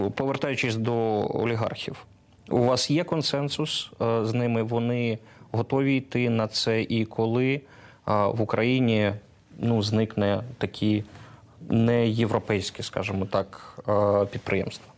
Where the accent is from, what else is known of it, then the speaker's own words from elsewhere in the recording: Zaporizhzhia, Zaporizhzhia Oblast, Ukraine; Я з Запоріжжя.